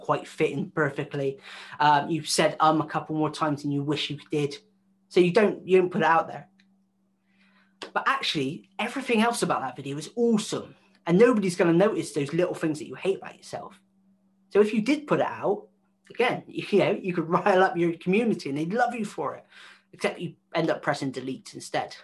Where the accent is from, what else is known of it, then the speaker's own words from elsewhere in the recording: West Country, South West England, United Kingdom; accent: West Country; I sound like I'm from the West Country